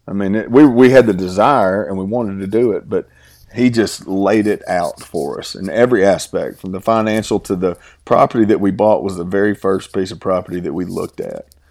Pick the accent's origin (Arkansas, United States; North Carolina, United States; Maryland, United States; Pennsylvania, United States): Arkansas, United States; Southeast; now in Oklahoma, United States; I'm from Southeast Arkansas. I'm, my family farms in Dumas, Arkansas.